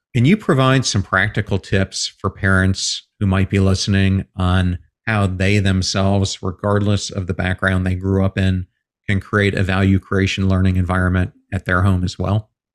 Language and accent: English; Pennsylvania, United States; I grew up in Pennsylvania